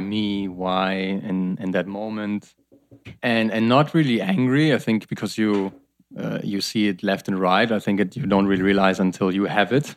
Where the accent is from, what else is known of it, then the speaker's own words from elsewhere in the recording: Germany; I'm from Germany